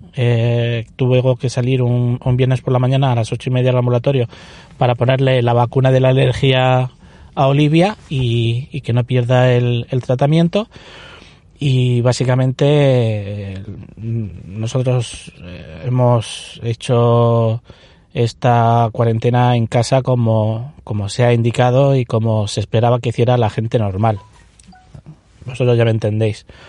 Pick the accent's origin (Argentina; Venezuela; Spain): Spain; Alhama de Murcia, Region of Murcia; now in Molina de Segura, Spain; soy de Alama